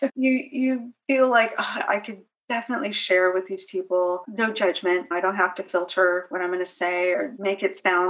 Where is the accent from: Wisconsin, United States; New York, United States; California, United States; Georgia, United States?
California, United States; moved away as an adult; now in North Carolina, United States; I'm originally from California. We moved to North Carolina